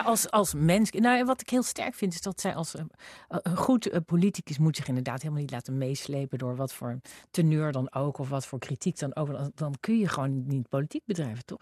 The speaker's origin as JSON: {"language": "Dutch", "town": "Zwolle", "region": "Overijssel", "country": "Netherlands", "said": "ik kwam uit Zwolle"}